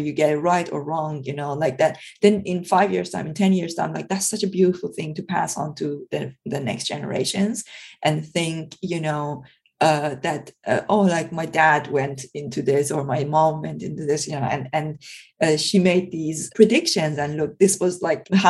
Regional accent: Iran; now in United Kingdom; I come originally from Iran

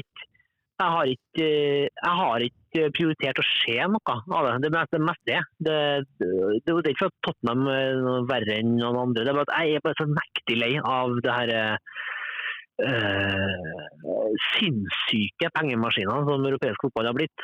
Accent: Norway; moved away as an adult; also born or lived in Denmark; jeg er norsk, men jeg bor her.

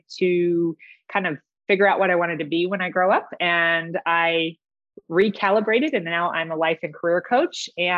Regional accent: San Diego, California, United States; I grew up in Del Cerro. My father was in the Navy, so we lived in Del Cerro, which is across from San Diego State

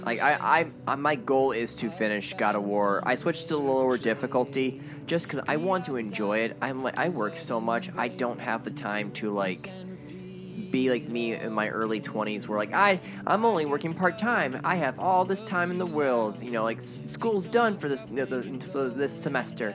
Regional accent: United States; I'm an American.

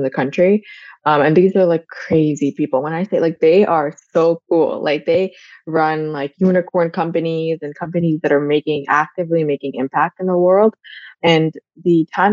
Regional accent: India; moved away; I grew up in India and I actually had my family all around me all the time.

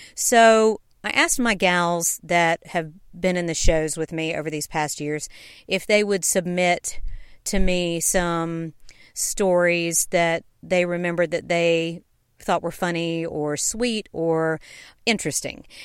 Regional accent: Knoxville, Tennessee, United States; also born or lived in Savannah, Georgia; I was born in Savannah, Georgia, and grew up in Knoxville, Tennessee

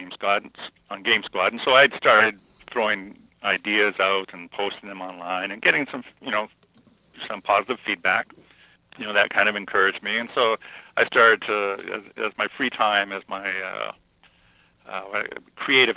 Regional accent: Canada; being Canadian

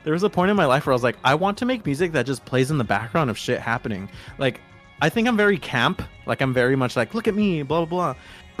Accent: Los Angeles, California, United States; LA is my hometown

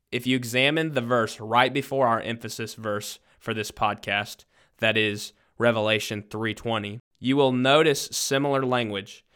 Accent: Southwest Missouri, United States; now in Louisiana, United States; I am originally from Southwest Missouri.

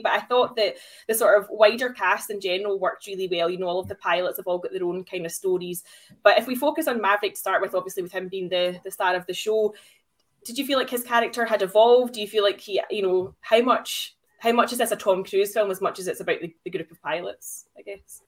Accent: Glasgow, Scotland, United Kingdom; I am from Glasgow after all.

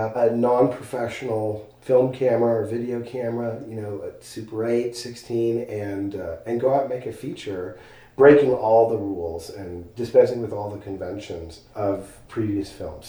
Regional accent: Los Angeles, California, United States; moved away as an adult; now in Marfa, United States; I am from Los Angeles

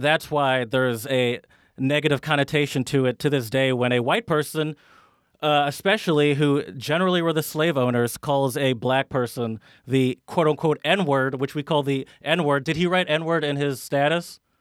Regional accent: United States; me as an American

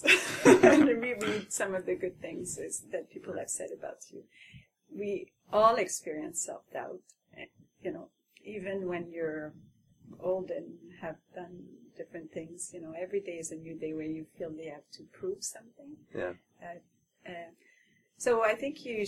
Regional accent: Quebec, Canada; first language French; English is a second language; moved away as an adult; also born or lived in Montreal; now in Ottawa, Canada; I had just arrived, and I was like the French-Canadian woman

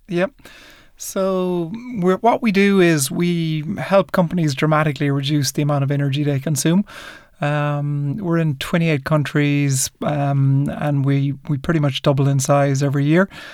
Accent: Ireland; growing up in Ireland in the in the seventies and eighties

